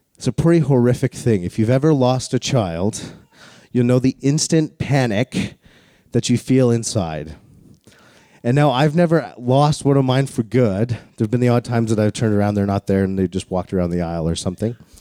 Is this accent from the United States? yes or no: no; Calgary, Alberta, Canada; I grew up in Calgary, the home of the greatest outdoor show on earth called the Calgary Stampede